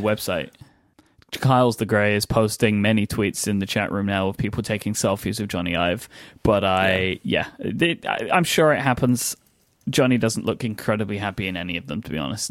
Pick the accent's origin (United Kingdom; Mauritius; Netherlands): United Kingdom; also born or lived in London; I'm too British